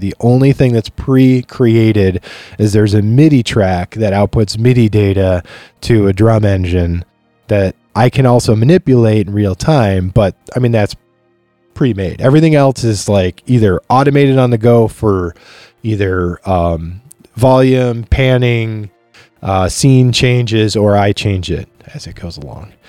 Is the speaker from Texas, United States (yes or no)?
no; Chautauqua, New York, United States; moved away as an adult; now in Rochester, United States; I grew up in a place called Chautauqua